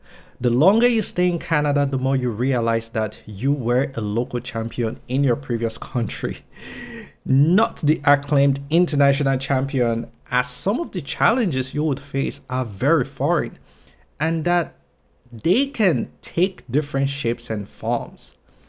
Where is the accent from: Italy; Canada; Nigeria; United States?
Nigeria; moved away as an adult; now in London, United Kingdom; When I moved from Nigeria to London, I was almost insulted at the idea that I have to do jobs like cleaning offices, toilets, and washing dishes.